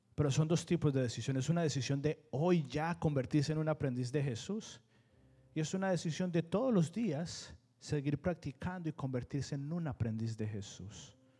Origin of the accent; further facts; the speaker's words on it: Colombia; now in United States; yo fui criado, no fui criado en Estados Unidos, fui criado en Colombia